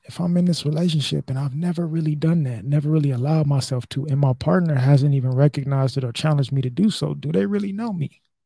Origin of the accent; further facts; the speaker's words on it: United States; as American men